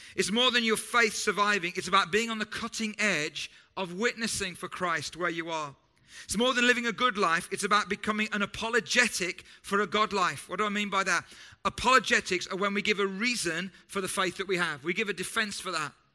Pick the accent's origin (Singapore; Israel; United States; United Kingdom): United Kingdom; we know that we're British and we're different from other English speaking cultures